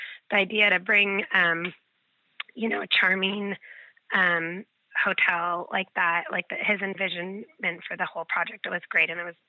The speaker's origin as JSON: {"language": "English", "town": "Newport Beach", "region": "California", "country": "United States", "tie": "born or raised there", "said": "I'm born and raised in Newport Beach, California. I have 3 children and husband, and we live about 10 minutes up the road from Lido House."}